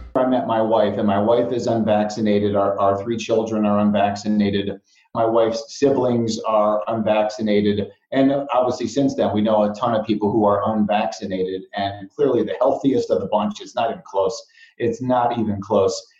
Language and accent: English; Chicago, Illinois, United States; I grew up in Chicago, deep dish pizza, Italian beef sandwiches, hot dogs, all that kind of stuff.